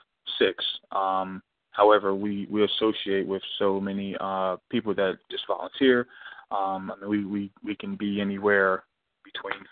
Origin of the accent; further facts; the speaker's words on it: Lincoln, Delaware, United States; We're from originally from Lincoln, Delaware